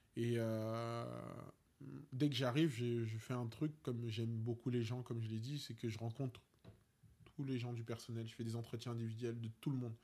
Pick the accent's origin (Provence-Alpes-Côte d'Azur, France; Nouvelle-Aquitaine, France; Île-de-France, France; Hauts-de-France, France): Île-de-France, France; Paris; on est des Parisiens